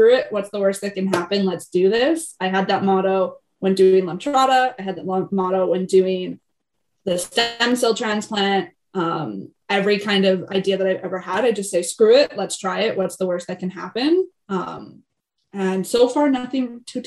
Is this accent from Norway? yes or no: no; Canada; I'm Canadian.